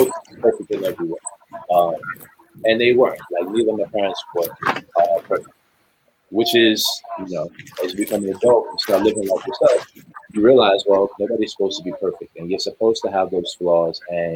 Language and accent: English; New York, United States; I'm from New York